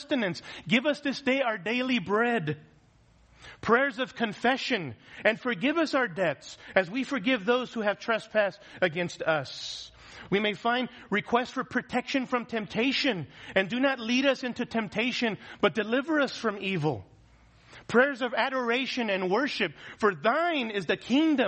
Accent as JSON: {"language": "English", "country": "United States", "said": "as American Christians"}